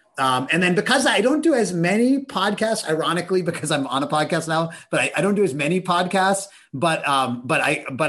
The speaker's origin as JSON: {"language": "English", "town": "Pittsburgh", "region": "Pennsylvania", "country": "United States", "tie": "born or raised there", "said": "I grew up in Pittsburgh, Pennsylvania"}